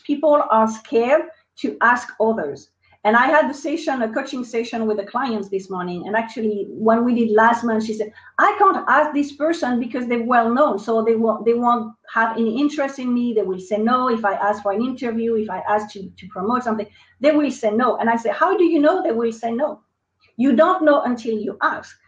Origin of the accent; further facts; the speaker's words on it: France; accent: French; English is a second language; moved away as an adult; now in United States; they will probably notice my accent. So I'm French. Uh, I moved to the United States in 2003